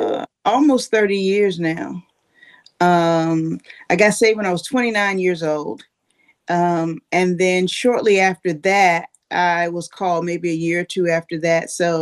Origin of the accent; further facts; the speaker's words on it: Mobile, Alabama, United States; born there; Well, I was born in the deep south. I was born in Mobile, Alabama.